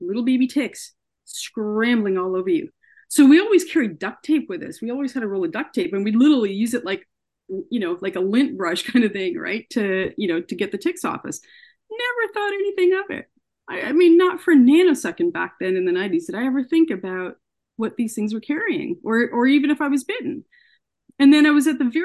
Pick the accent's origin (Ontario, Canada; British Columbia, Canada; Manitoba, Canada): Ontario, Canada; Ottawa; also born or lived in Columbia, Missouri, United States; I grew up in Ottawa, so not too far from where I live now.